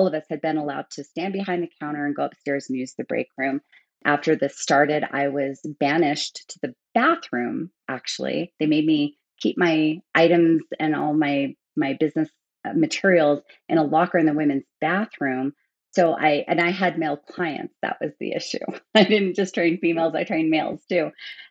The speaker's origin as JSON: {"language": "English", "country": "United States", "also_born_or_lived": "Germany", "moved": "as an adult", "said": "I was an American working in an American gym"}